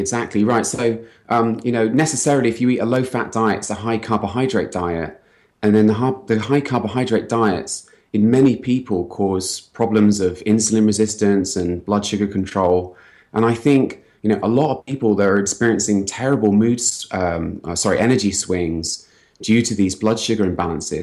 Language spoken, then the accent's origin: English; United Kingdom; accent: British; moved away as an adult; also born or lived in London; now in San Francisco, United States; I'm British. I came here from London